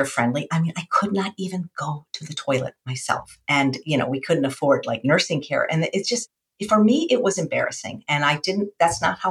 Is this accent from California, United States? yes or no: no; Chicago, Illinois, United States; I was the 4th of 4 children growing up in Chicago